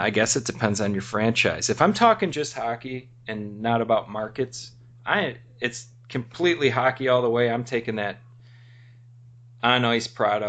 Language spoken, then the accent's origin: English; United States; being American